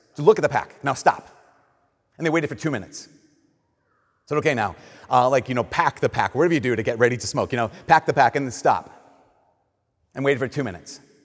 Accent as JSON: {"language": "English", "region": "Minnesota", "country": "United States", "said": "we're Minnesotan"}